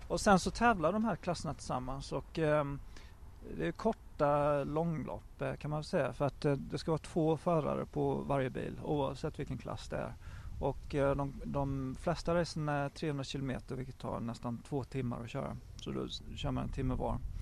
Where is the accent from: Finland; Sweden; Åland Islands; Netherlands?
Sweden; moved away as an adult; also born or lived in Japan; now in England, United Kingdom; hemma i Sverige